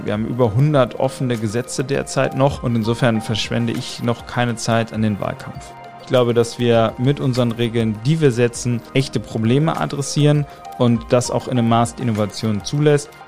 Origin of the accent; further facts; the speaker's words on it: Buxtehude, Lower Saxony, Germany; also born or lived in Otterndorf / Osnabrück; ich bin 85 in Otterndorf geboren, dann bin ich in Buxtehude aufgewachsen